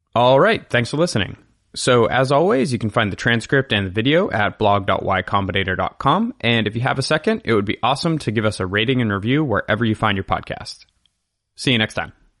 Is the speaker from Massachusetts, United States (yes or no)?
yes; Massachusetts, United States; I grew up in Massachusetts